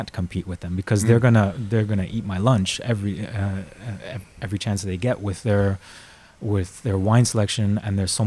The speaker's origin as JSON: {"language": "English", "area": "Miami and Orlando", "region": "Florida", "country": "United States", "tie": "born or raised there", "also_born_or_lived": "Argentina", "moved": "as an adult", "lives_now": "Amsterdam, Netherlands", "said": "I was born in Argentina, but I grew up in Miami and Orlando."}